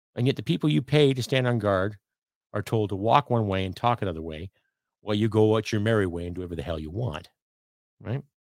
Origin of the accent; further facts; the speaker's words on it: Canada; being a Canadian living in Canada.